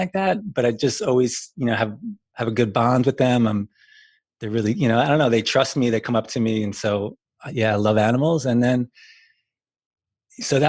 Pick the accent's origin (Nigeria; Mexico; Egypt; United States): United States; New York City, New York; moved away as an adult; also born or lived in Brooklyn / Queens / California; now in Vermont, United States; I grew up in New York City